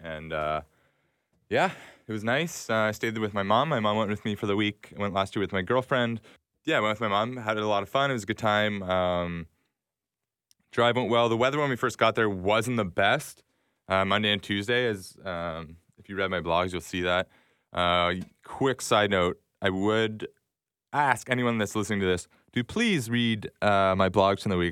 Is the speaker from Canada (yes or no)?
yes; Toronto, Ontario, Canada; I'm from Toronto